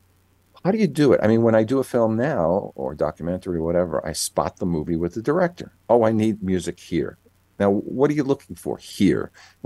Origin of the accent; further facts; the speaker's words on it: New York, United States; I grew up in New York